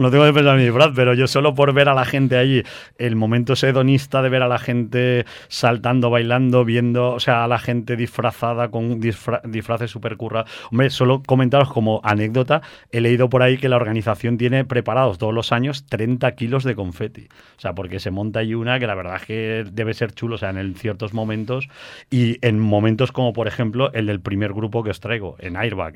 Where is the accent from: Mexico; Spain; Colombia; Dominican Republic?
Spain; Valencia, Valencian Community; nosotros somos de aquí de Valencia